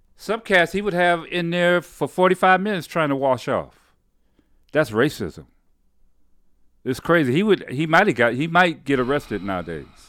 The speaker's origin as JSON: {"language": "English", "town": "Detroit", "region": "Michigan", "country": "United States", "tie": "born or raised there", "also_born_or_lived": "Highland Park, Michigan", "said": "I grew up in, uh, Detroit, Michigan."}